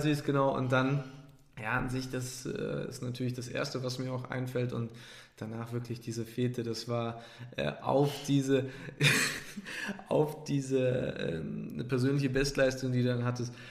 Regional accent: Trier, Rhineland-Palatinate, Germany; moved away; Trier ist an sich ein Nest da bin ich groß geworden in dem Dorf

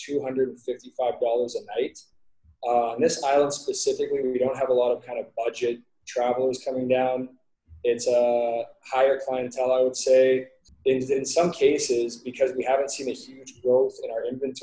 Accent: Canada; now in Belize; I'm a Canadian guy

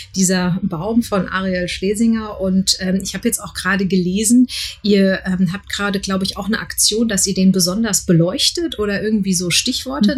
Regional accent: Frankfurt, Hesse, Germany; ich bin auch gebürtige Frankfurterin

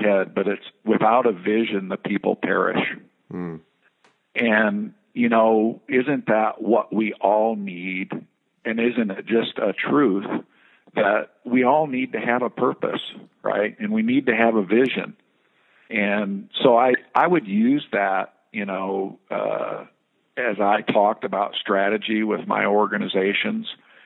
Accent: Midwest, United States; growing up in the Midwest

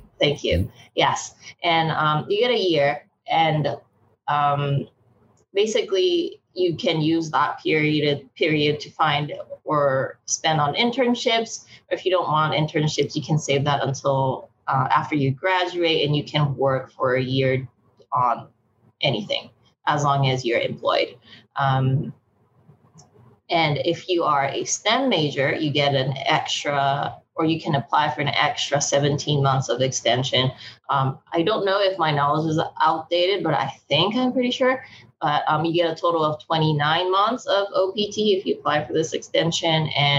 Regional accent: Canada; also born or lived in Japan; now in United States; I was born in Japan. My parents are Chinese. And then when I was 11, our family moved to Canada. So I'm actually Canadian.

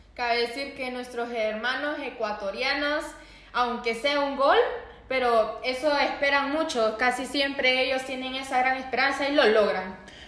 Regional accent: Honduras; Para muchos de nosotros los hondureños

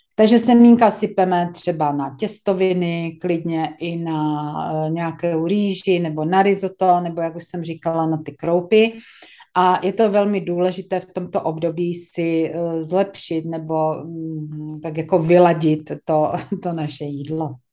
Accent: Czechia; jsme Češi

